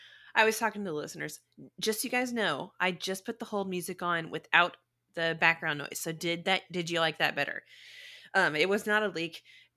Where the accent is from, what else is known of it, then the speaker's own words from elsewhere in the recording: Spain; moved away as an adult; I come from Spain.